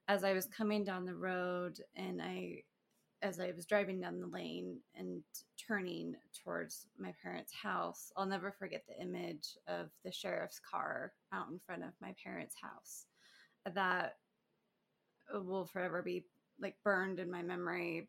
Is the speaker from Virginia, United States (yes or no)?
no; Spanish Fork, Utah, United States; also born or lived in Provo, Utah; I was born and raised in Provo, but then we moved when I was 8 to Spanish Fork. So okay. I call Spanish Fork. Home